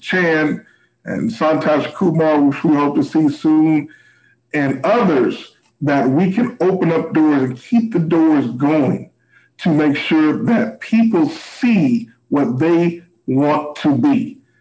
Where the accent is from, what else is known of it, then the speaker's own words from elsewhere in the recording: Missouri, United States; I'm from the Midwest, I'm from Missouri